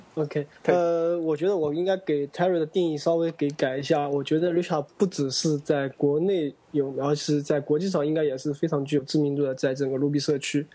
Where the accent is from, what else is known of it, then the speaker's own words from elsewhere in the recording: Taizhou, China; 我是台州的嘛，我们家基本只清蒸的啊